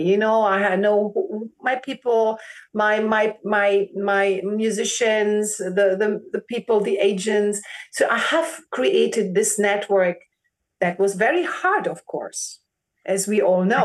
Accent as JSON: {"language": "English", "country": "Germany", "tie": "born or raised there", "first_language": "German", "second_language": "English", "said": "I'm a Greek born in Germany and my first language actually is German"}